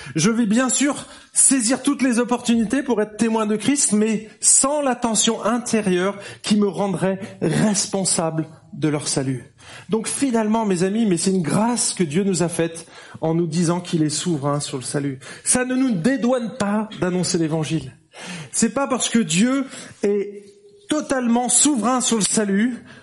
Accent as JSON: {"language": "French", "country": "France", "moved": "yes", "lives_now": "Geneva, Switzerland", "said": "on est français, je suis français, je parle pas anglais"}